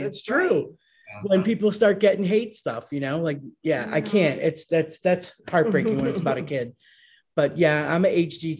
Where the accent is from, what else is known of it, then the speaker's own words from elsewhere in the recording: United States; I'm American.